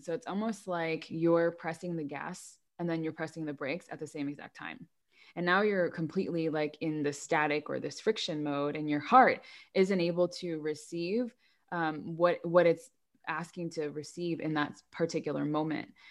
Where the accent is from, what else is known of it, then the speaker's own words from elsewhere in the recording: United States; I grew up in America